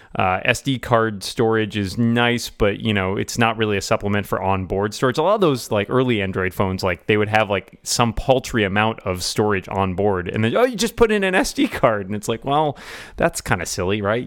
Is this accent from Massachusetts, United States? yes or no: yes; Boston, Massachusetts, United States; my hometown of Boston